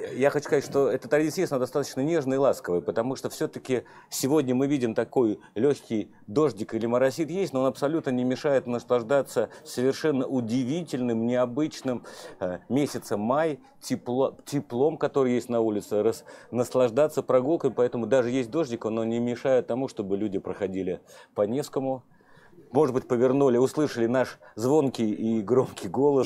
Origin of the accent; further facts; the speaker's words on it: Saint Petersburg, Russia; Я вырос на Петроградке, а Петроградка – это коммунальные квартиры